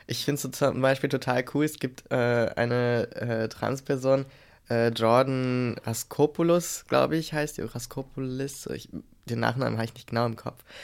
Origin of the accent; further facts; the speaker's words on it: Germany; wir als äh, Deutsche